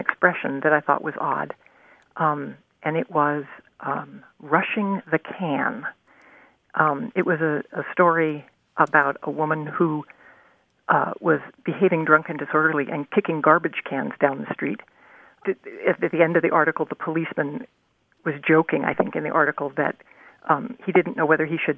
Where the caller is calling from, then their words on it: Indianapolis, Indiana, United States; I'm calling from Indianapolis